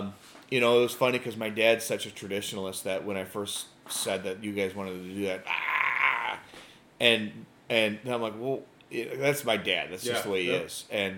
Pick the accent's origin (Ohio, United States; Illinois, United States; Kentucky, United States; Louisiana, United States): Illinois, United States; Joliet; moved away; I grew up in the Joliet area